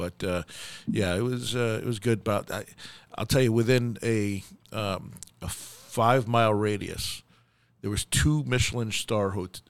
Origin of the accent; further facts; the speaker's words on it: New York, United States; We used to be, so I came from New York, and you had the best